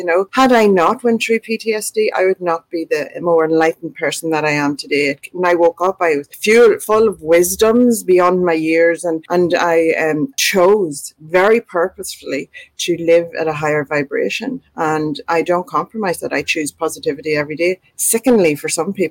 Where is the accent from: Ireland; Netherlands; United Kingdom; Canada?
Ireland; moved away as an adult; now in Australia; We had moved to Australia 2.5 years before beforehand. I'm from Ireland, so we moved to Australia 2.5 years beforehand